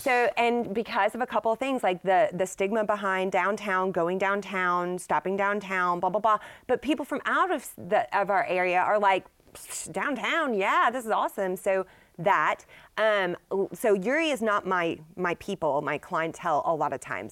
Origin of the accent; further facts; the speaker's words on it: Dallas, Texas, United States; now in Shreveport, United States; I'm from the Dallas area